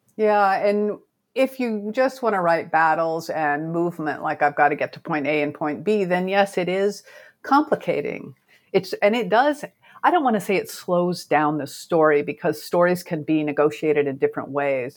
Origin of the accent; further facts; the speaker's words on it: Oregon, United States; I grew up in Oregon